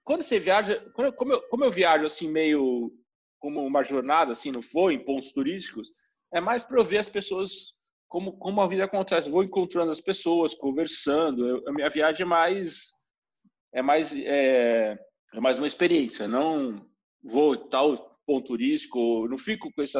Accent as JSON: {"language": "Portuguese", "region": "São Paulo", "country": "Brazil", "lives_now": "Veldhoven, Netherlands", "said": "a Veldhoven tem 44 mil habitantes, a Eindhoven tem 223 mil, São Paulo, de onde eu vim, tem 12 milhões."}